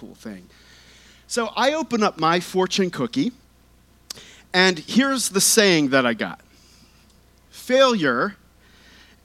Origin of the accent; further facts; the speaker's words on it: Lancaster County, Pennsylvania, United States; growing up in Lancaster County